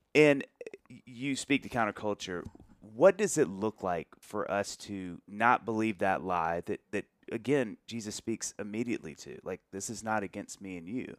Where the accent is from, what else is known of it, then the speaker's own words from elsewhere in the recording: the South, United States; growing up in the South and sort of the Bible Belt where Christianity is kind of a native tongue to everybody